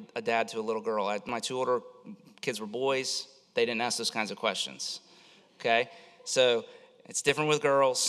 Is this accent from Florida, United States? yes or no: yes; Florida, United States; I grew up in Florida